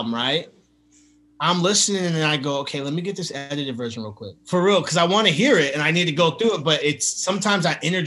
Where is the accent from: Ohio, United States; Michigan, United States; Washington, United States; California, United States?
Washington, United States; now in Los Angeles, United States; I'm here in LA, but I'm from Washington State, so I'm a I grew up a Seattle Mariners fan for baseball.